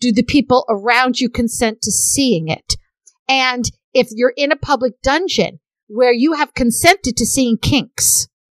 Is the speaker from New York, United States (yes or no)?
yes; New York, United States; I having been born and raised in New York